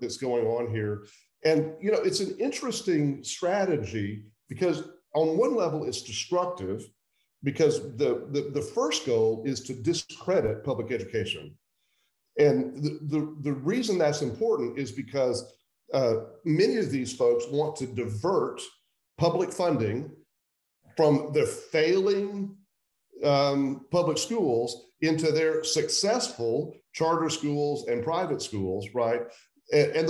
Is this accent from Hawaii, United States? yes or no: no; suburb of Oklahoma City, Central Oklahoma, United States; So I grew up in Central Oklahoma. I was born in 1961, so I'm 60 years old. I grew up largely in a suburb of Oklahoma City